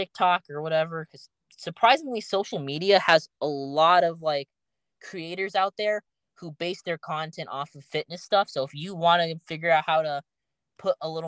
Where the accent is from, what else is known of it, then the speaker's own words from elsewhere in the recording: United States; as an American